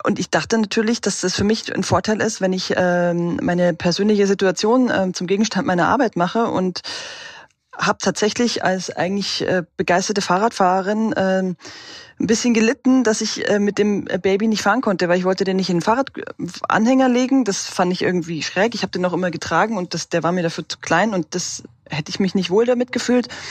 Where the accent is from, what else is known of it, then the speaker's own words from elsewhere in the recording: Regensburg, Bavaria, Germany; now in Halle, Germany; Ich komme ursprünglich aus Regensburg